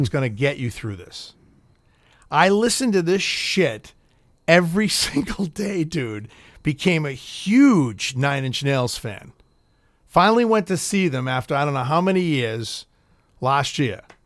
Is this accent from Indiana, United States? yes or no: no; Boston, Massachusetts, United States; I'm fucking from Boston